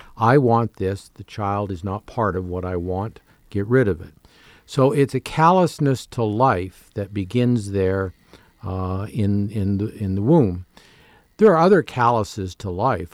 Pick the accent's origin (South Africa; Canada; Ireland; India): Canada; moved away; having grown up as a Canadian